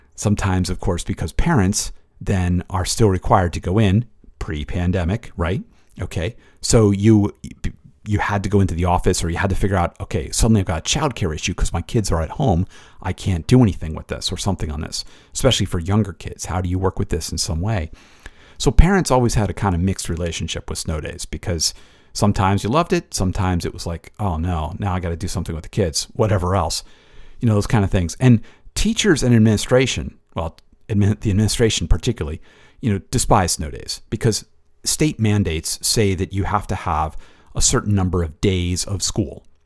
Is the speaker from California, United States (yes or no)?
no; Connecticut, United States; I grew up in Connecticut